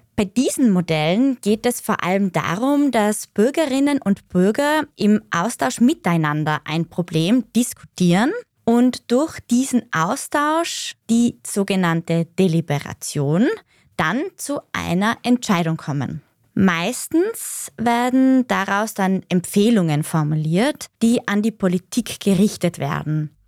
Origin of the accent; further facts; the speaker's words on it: Austria; Bei uns in Österreich